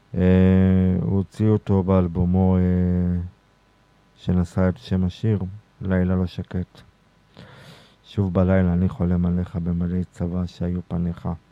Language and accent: Hebrew; Beit Zera, Northern District, Israel; בקיבוץ בית זרע, בקיבוץ שבו גדלתי